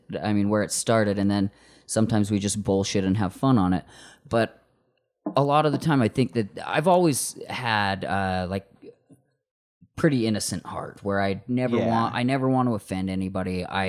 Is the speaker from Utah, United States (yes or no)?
yes; Morgan, Utah, United States; I grew up in in Morgan, Utah, like the smallest like white town ever.